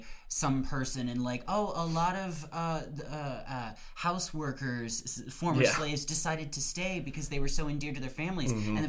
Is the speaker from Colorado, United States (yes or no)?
no; Texas, United States; I'm from Texas